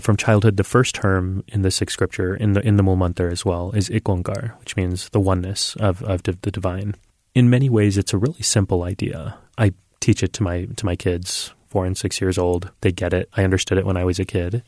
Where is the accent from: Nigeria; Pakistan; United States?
United States; I was born and raised in this country